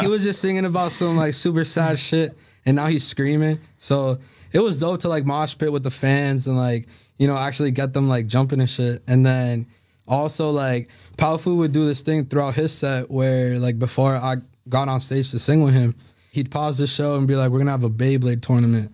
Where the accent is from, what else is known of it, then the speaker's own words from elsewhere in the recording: Salem, Massachusetts, United States; I grew up in Salem